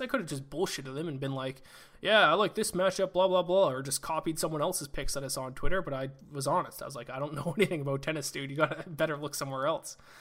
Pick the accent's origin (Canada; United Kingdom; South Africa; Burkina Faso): Canada; I played hockey my whole life, obviously, being Canadian